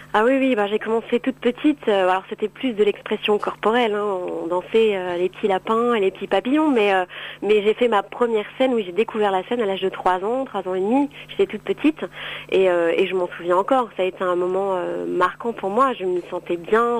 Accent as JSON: {"language": "French", "town": "Cannes", "region": "Provence-Alpes-Côte d'Azur", "country": "France", "tie": "born or raised there", "said": "je suis originaire de Cannes"}